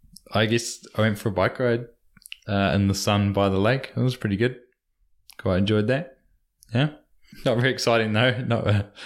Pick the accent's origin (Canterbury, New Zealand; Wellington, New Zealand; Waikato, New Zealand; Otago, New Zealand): Otago, New Zealand; Dunedin; They hail from Dunedin, my hometown